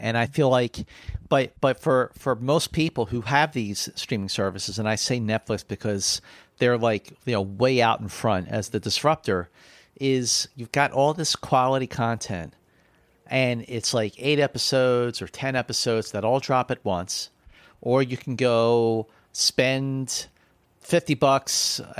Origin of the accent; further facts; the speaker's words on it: Philadelphia, Pennsylvania, United States; especially people back east, where I grew up in Philly